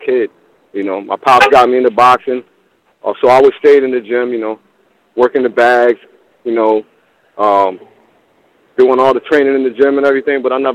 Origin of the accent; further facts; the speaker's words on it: New York, United States; also born or lived in Northern Virginia; now in Virginia, United States; I'm from New York, but I'm in VA right now. I'm in Northern Virginia, like 15 minutes out from DC